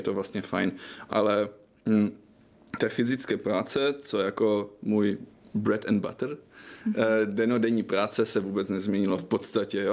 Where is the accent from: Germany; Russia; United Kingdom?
Germany; Czech is a second language; moved away as an adult; now in Prague, Czech Republic; já jsem teda Němec, co asi víte, já jsem studoval v Německu novinářinu